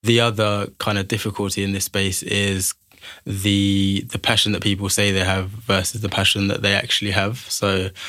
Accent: Liverpool, North West England, United Kingdom; born there; also born or lived in London / Manchester; now in Birmingham, United Kingdom; So I was born in Liverpool, spent a lot of my life in London, studied in Manchester. And Birmingham's really where I've called home for the last 7 or 8 years.

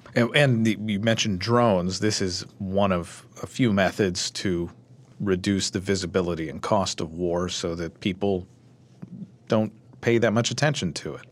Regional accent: Louisville, Kentucky, United States; my hometown, Louisville

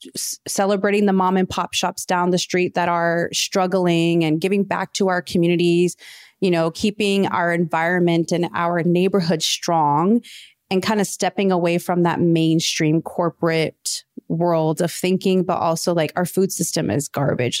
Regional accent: Midwest, United States; also born or lived in Kansas City / Mayetta, Kansas; growing up in the Midwest

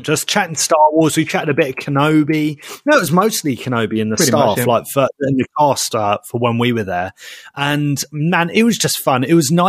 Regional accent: United Kingdom; Because we're in the UK and we're British.

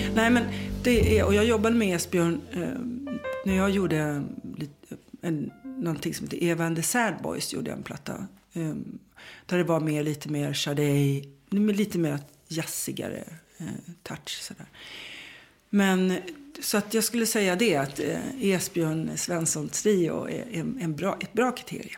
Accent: Sweden; jag är svensk

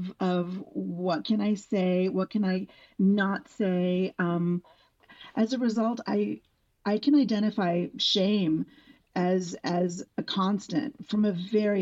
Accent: San Antonio, Texas, United States; also born or lived in San Juan, Puerto Rico; now in Los Angeles, United States; I grew up in San Antonio, Texas

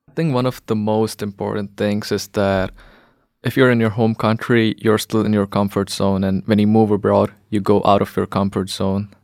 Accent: India; moved away as an adult; also born or lived in Latvia; now in Norway; I'm from India

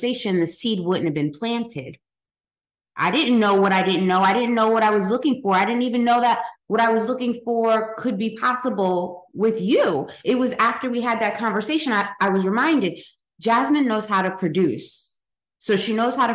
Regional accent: Paterson, New Jersey, United States; We're close to New York growing up. You know, we grew up in Patterson

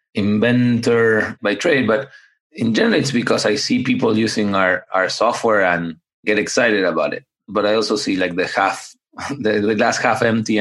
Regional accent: Buenos Aires, Argentina; also born or lived in upstate New York, United States; now in United States; I grew up in Buenos Aires, Argentina

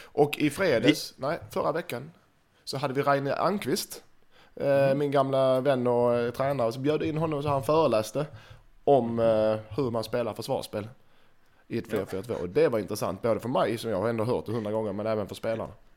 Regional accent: Skåne, Sweden; jag är skåning

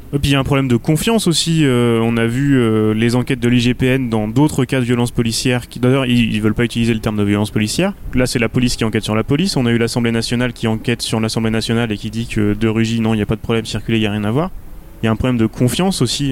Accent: Rennes, Brittany, France; chez nous à Rennes

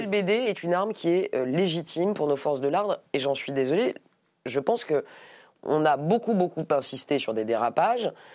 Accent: Paris, Île-de-France, France; Je suis député euh, de Paris. Je suis parisienne avant d'être députée

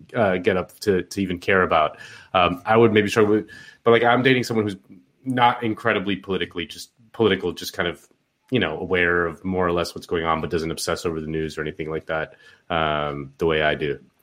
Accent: Miami, Florida, United States; I'm from Miami

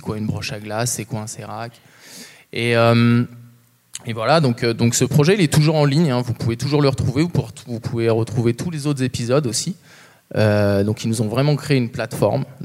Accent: Chamonix, Auvergne-Rhône-Alpes, France; now in Vallorcine, France; moi, je suis né, j'ai grandi à Chamonix, j'ai toujours été baigné dans la verticalité de Chamonix. Euh, actuellement, j'habite Valorcine

